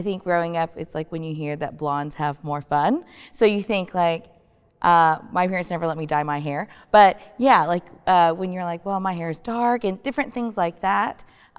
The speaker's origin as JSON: {"language": "English", "country": "United States", "tie": "born or raised there", "said": "then here living, growing up in the States, when it's summertime and everyone's going outside and you can tan very easily"}